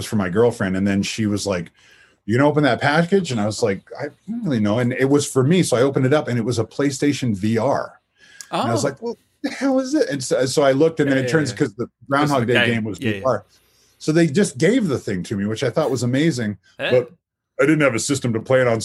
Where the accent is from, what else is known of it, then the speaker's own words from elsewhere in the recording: Lake Stevens, Washington, United States; also born or lived in Everett, Washington; I'm from Lake Stevens, Washington, but I was born in a town called Everett